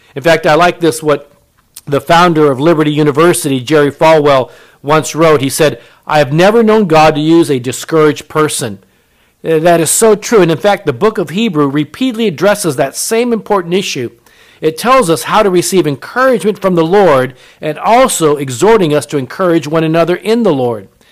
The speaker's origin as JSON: {"language": "English", "country": "Japan", "tie": "born or raised there", "said": "I was born in Japan. My mother was Japanese"}